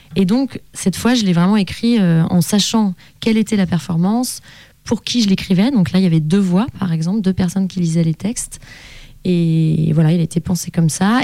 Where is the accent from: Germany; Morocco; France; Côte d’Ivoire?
France; Annecy, Auvergne-Rhône-Alpes; j'ai grandi à Annecy